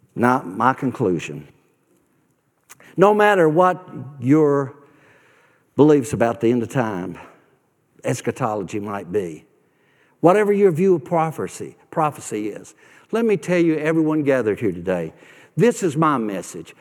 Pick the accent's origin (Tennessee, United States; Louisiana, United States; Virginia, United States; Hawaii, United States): Tennessee, United States; Nashville; moved away; I grew up in Nashville. I grew up on the God side of town, West Nashville.